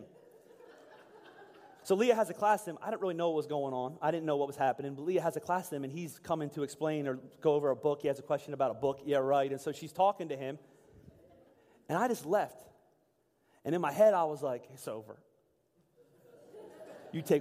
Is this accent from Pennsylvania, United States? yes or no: yes; Pennsylvania, United States; I was from Pennsylvania